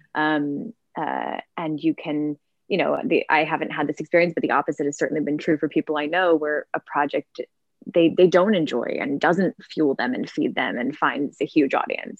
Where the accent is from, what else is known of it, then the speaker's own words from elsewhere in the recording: suburbs of Chicago, Illinois, United States; also born or lived in Milwaukee, Wisconsin; I grew up in Milwaukee, Wisconsin. Well, I was there till I was four, and then moved to um, the suburbs of Chicago.